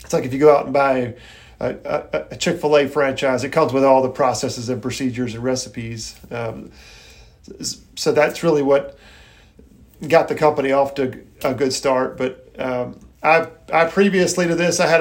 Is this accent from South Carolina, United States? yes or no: yes; Irmo, South Carolina, United States; I grew up in Irmo, and Troop 95 was my troop right there at Union United Methodist